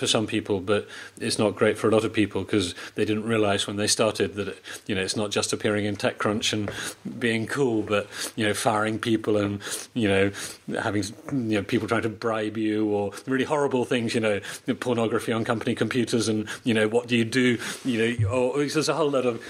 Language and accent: English; United Kingdom; moved away as an adult; now in Poland; I'm British